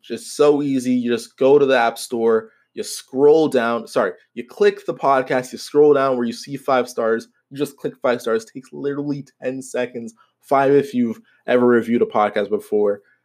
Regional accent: Canada; I am Canadian

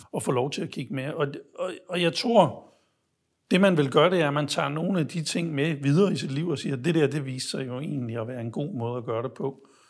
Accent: Denmark; jeg var fra Danmark

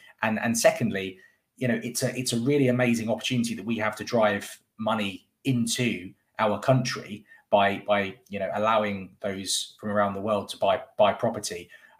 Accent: London, United Kingdom; now in West Midlands, United Kingdom; a very, very unpopular viewpoint that I have as a Londoner that has actually moved up to the West Midlands.

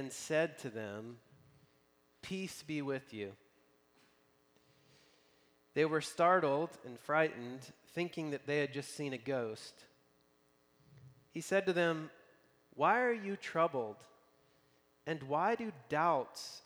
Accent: Tennessee, United States; moved away as an adult; now in Spokane, United States; I've been in Spokane now for 15 years, but I'm from Tennessee

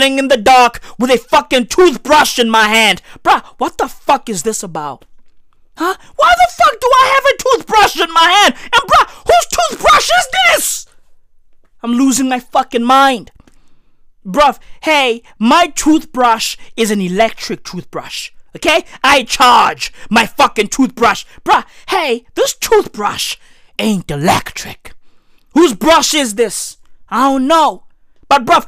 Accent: South Africa; I'm South African

